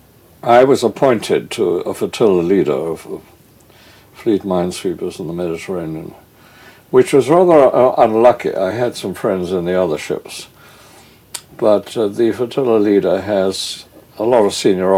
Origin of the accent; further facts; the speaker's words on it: Lewes, South East England, United Kingdom; moved away as an adult; now in London, United Kingdom; I was brought up really largely in Lewes in Sussex